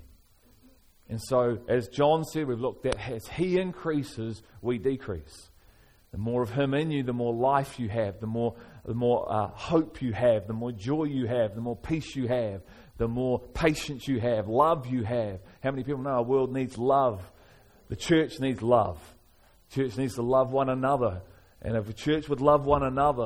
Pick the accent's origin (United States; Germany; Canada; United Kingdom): United Kingdom; Liverpool, North West England; moved away; I'm from Liverpool originally